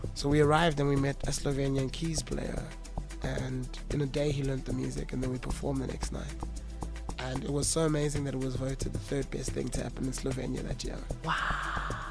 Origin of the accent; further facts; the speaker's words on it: Johannesburg, Gauteng, South Africa; growing up in Johannesburg, catching a taxi from the East Rand